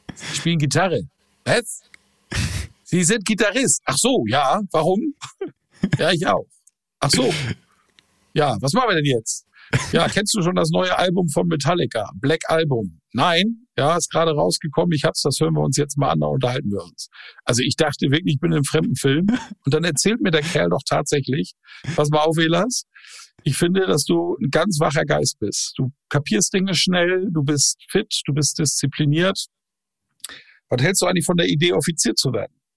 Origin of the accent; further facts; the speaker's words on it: Plön district, Schleswig-Holstein, Germany; geboren am Weltfrauentag, 8.3.1972 im Kreis Plön. Das ist der Kreis direkt südlich der schleswig-holsteinischen Landeshauptstadt Kiel